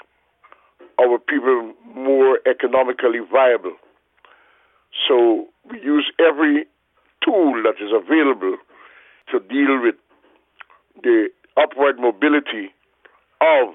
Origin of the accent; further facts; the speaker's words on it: Georgetown, Demerara-Mahaica, Guyana; I'm from Georgetown, Guyana. I was born in Georgetown.